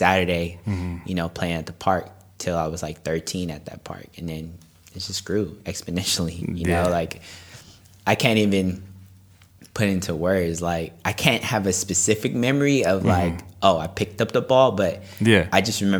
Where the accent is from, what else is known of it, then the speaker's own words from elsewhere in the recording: Los Angeles, California, United States; I'm still in Mid City, but I grew up in Mid City in the core of it